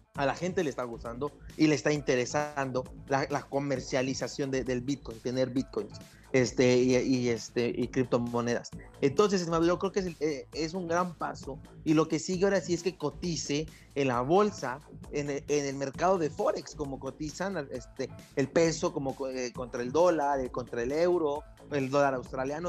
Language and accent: Spanish; Mexico; si uno como mexicano